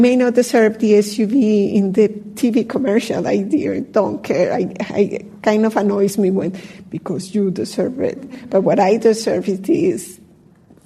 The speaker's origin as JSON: {"language": "English", "country": "Colombia", "said": "I'm from Colombia"}